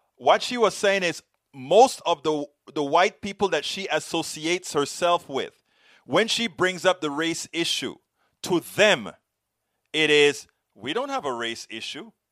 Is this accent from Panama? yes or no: yes; Panama; I come from Panama, Latino, Caribbean, black